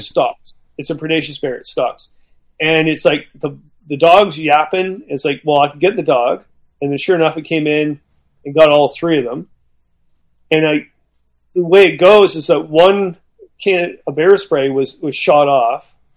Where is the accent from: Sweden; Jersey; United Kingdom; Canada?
Canada; I'm Canadian.